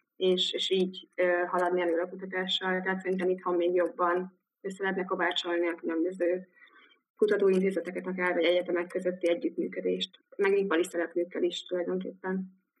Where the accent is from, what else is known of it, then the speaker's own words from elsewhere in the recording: Dunakeszi, Pest, Hungary; moved away as an adult; also born or lived in Cambridge, United Kingdom / Liverpool, United Kingdom; Dunakeszin nőttem fel, ott éltem gimi végéig